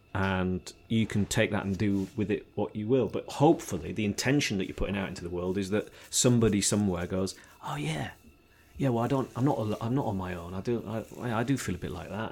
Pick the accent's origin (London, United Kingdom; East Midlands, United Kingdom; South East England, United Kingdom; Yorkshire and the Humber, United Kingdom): Yorkshire and the Humber, United Kingdom; also born or lived in Devon / Australia; now in Sidmouth, United Kingdom; I'm a blow-in, as they would describe me, probably, 'cause I'm a Yorkshireman in, in Devon, but I've been here a long time